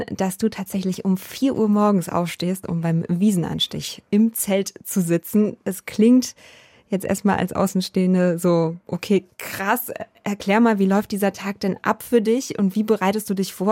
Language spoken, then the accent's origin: German; Berlin, Germany; Ich oute mich hier mal kurz als Berlinerin.